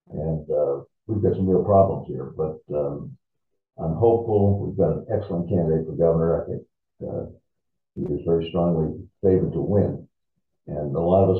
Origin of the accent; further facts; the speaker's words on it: Boston, Massachusetts, United States; I was from Boston.